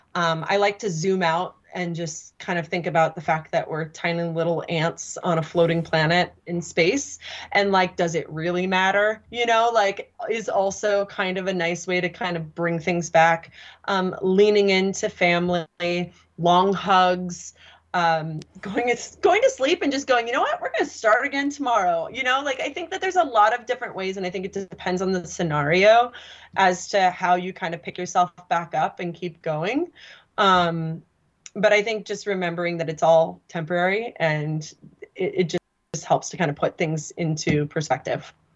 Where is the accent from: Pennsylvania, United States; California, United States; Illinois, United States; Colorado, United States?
California, United States; Sacramento Valley; I'm literally from the Sacramento Valley of California